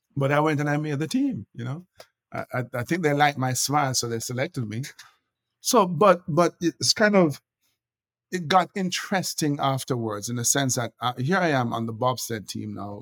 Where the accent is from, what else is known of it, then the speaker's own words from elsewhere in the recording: Kingston, Jamaica; moved away as an adult; now in United States; I'm I'm Jamaican. I was born and raised in Jamaica